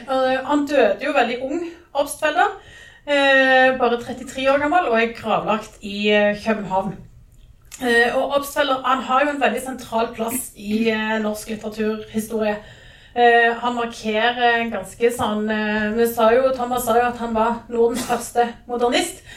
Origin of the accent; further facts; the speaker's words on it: Jæren, Rogaland, Norway; jeg er fra Jæren